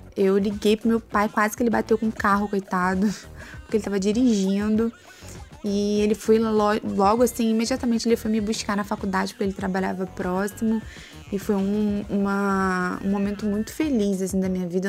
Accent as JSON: {"language": "Portuguese", "region": "Rio de Janeiro", "country": "Brazil", "tie": "born or raised there", "also_born_or_lived": "Rocinha, Rio de Janeiro", "said": "com sete anos eu saí da Rocinha e fui morar em Campo Grande"}